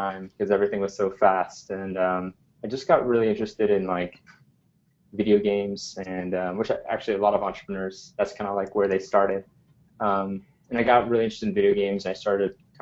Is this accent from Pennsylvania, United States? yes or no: no; New Haven, Connecticut, United States; now in New York City, United States; I grew up in New Haven, Connecticut, around and actually on the campus of Yale University